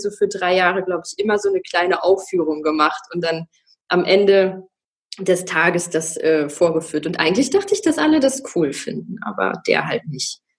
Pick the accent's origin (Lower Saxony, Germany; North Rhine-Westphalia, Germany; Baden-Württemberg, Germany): Lower Saxony, Germany; Wolfsburg; also ich bin in Wolfsburg aufgewachsen und ähm, da ist alles so recht solide